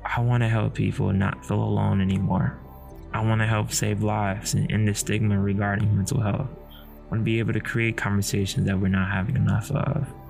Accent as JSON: {"language": "English", "country": "United States", "said": "I'm African American with a disability"}